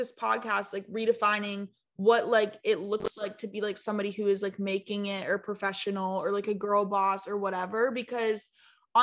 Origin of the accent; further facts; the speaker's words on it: South Carolina, United States; I'm from South Carolina.